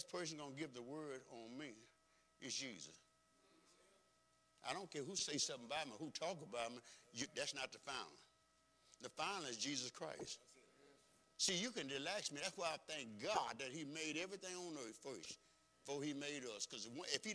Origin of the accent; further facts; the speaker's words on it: United States; I grew up right here on Clinton Street.